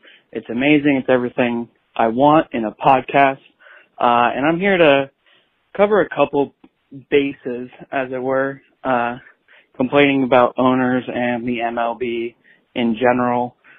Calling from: Columbus, Ohio, United States; Hey, y'all. … I'm calling from Columbus, Ohio.

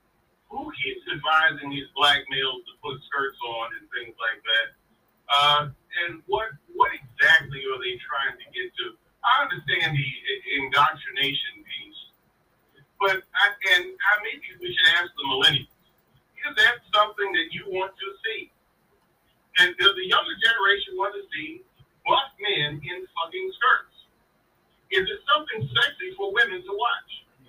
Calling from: Doswell, Virginia, United States; Doswell, Virginia.

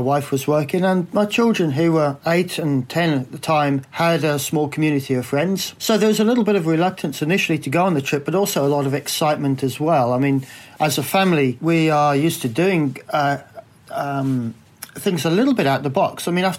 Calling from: Lyttelton, Canterbury, New Zealand; I'm calling from Lyttelton, down in South Island. And I live fairly close to the sea. I've got a view from the house over the harbour.

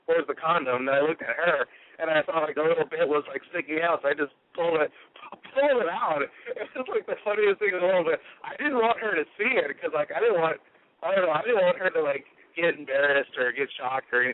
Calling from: Texas, United States; calling from Texas.

